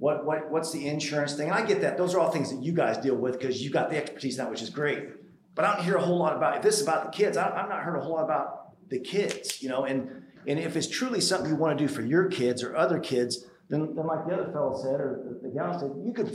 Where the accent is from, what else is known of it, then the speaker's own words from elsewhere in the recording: Ellettsville, Indiana, United States; I grew up in Ellettsville. I love this town